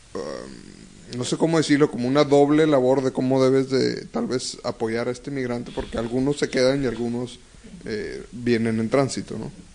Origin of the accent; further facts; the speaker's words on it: Monterrey, Nuevo León, Mexico; yo nací aquí y me he criado aquí y pues soy regio